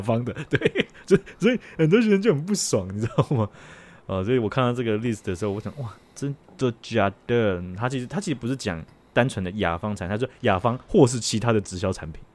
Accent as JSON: {"language": "Chinese", "country": "Taiwan", "said": "好像咱们台湾人也可以讲，对吧？"}